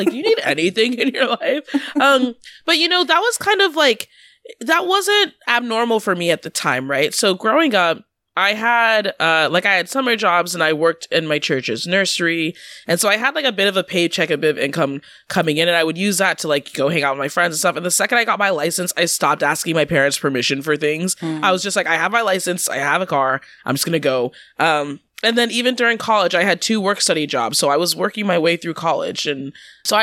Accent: Washington, United States; moved away as an adult; also born or lived in New York; I grew up in Washington and went to school in New York.

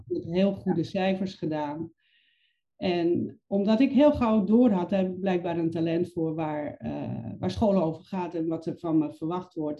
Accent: Overijssel, Netherlands; Ik ben opgegroeid in een klein provinciestadje in Overijssel.

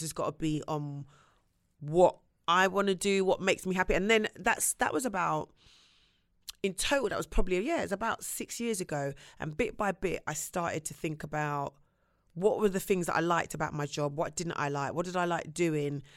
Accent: London, United Kingdom; I'm from Shepherd's Bush

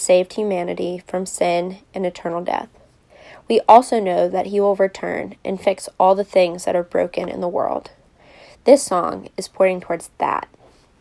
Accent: Richmond, Virginia, United States; I grew up in Richmond and went to collegiate

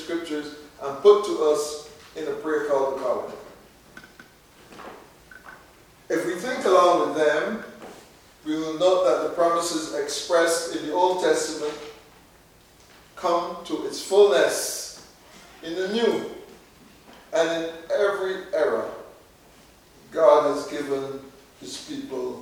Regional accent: Barbados; When I grew up in Barbados

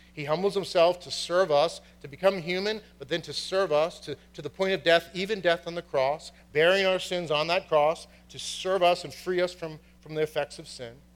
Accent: Boston, Massachusetts, United States; from Boston, and my family is from County Cork, Ireland

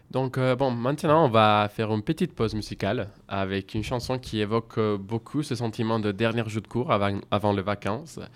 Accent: Spain; French is a second language; moved away as an adult; now in France; je viens d'Espagne

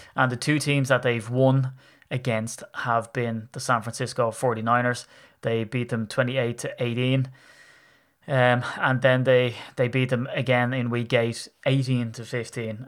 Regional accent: Ireland; as an Irishman

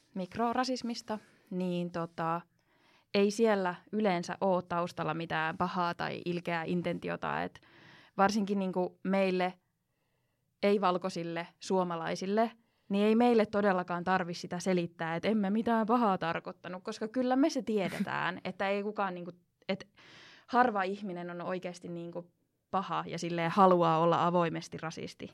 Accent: Finland; first language Finnish, Spanish, English

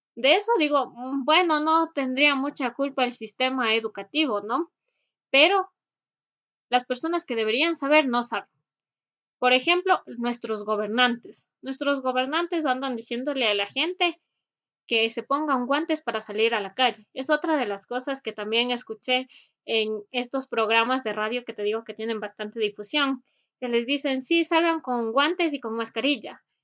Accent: Ecuador; para nosotros como ecuatorianos

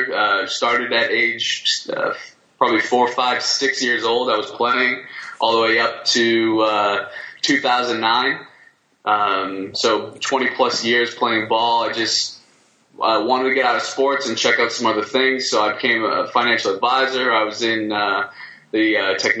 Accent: Boston, Massachusetts, United States; moved away as an adult; now in Charlotte, United States; I'm not from Charlotte, North Carolina. I'm from Boston, Mass

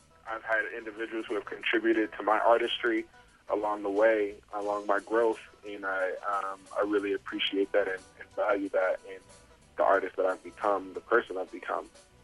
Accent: Detroit, Michigan, United States; moved away as an adult; also born or lived in Bowling Green, Ohio / Minneapolis, Minnesota / Iowa City, Iowa / Ames, Iowa; I'm originally from Detroit, Michigan, and I went to Bowling Green State University in Ohio

